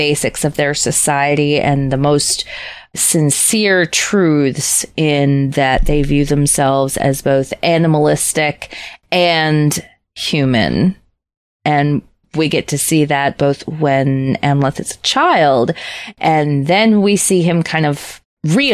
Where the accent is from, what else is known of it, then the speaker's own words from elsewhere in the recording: Minnesota, United States; accent: Minnesotan; as a Minnesotan, where our standard fucking accent is a little bit Swedish Norwegian